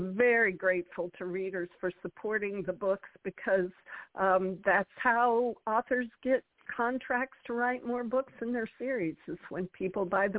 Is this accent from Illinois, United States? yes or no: no; Colorado, United States; the town I grew up in Colorado, which was called Sawatch, Colorado